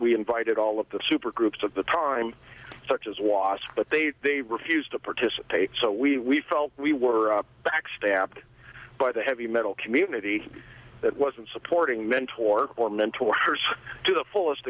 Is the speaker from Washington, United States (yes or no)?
yes; Seattle, Washington, United States; growing up in Seattle.